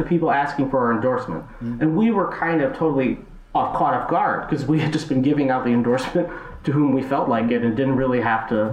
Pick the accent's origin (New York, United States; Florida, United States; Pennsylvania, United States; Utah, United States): New York, United States; moved away; my home state that I've returned to, New York